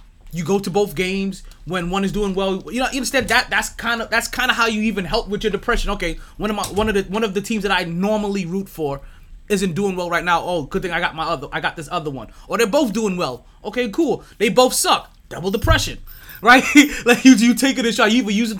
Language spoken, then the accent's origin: English; New York, United States; I'm a New Yorker